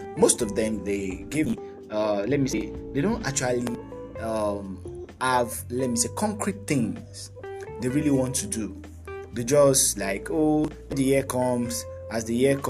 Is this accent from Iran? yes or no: no; Nigeria; I'm from Nigeria, and I'm a Nigerian. I'm a Yoruba guy